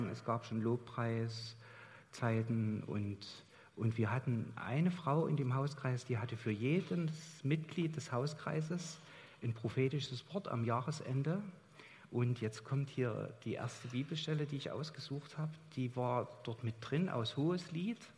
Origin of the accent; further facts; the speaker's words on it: Chemnitz, Saxony, Germany; Also ich bin in Chemnitz aufgewachsen und meine Eltern hatten Kontakt dahin